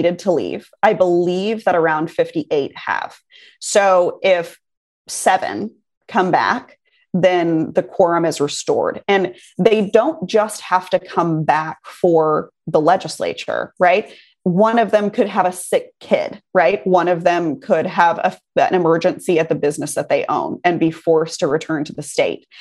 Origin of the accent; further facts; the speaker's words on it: Texas, United States; I grew up in Texas. I love this state. I live here now.